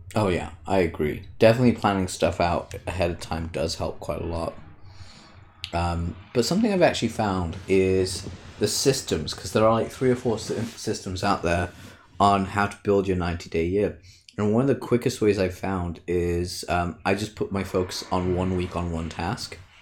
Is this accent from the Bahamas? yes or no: no; United Kingdom